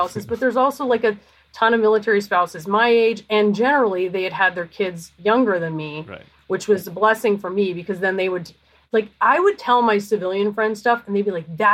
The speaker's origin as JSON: {"language": "English", "town": "Canberra", "region": "Australian Capital Territory", "country": "Australia", "tie": "born or raised there", "moved": "yes", "lives_now": "United States", "said": "I was born in Canberra"}